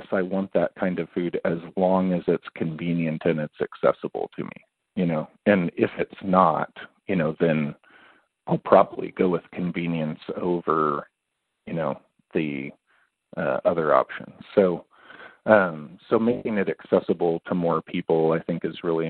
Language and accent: English; between Kansas and Nebraska, Midwest, United States; also born or lived in California; now in Kansas City, United States; I'm originally from California. I grew up in the Midwest, between Kansas and Nebraska, for a long time